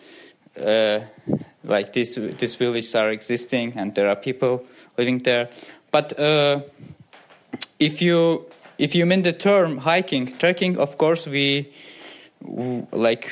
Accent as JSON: {"language": "English", "town": "Baku", "country": "Azerbaijan", "tie": "born or raised there", "said": "I'm from Baku. I was born in Baku and grew up in Baku."}